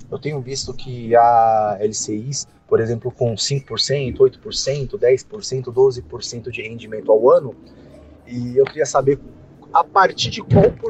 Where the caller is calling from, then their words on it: São Paulo, Brazil; eu sou de Foxetuba, Alto Tietê de São Paulo.